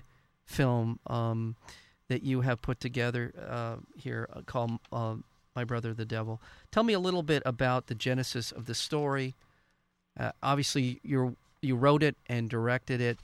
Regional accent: Southern California, United States; as a white boy growing up in Southern California

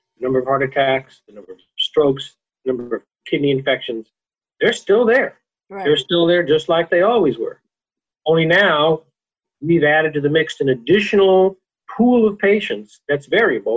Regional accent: California, United States; I'm a Californian

